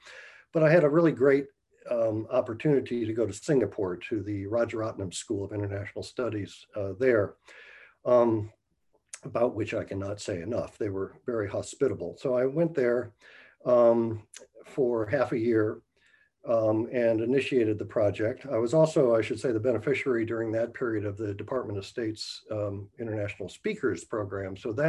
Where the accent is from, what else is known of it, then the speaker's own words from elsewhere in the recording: United States; as an American